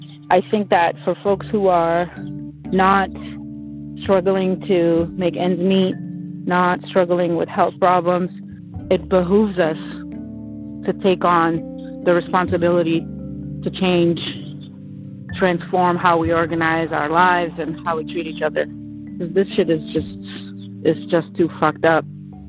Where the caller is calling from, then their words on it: Philadelphia, Pennsylvania, United States; I'm calling from Philadelphia.